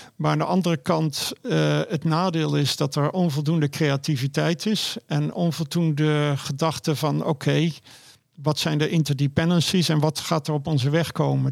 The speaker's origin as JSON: {"language": "Dutch", "country": "Netherlands", "moved": "yes", "said": "Ik ben een local in Nederland"}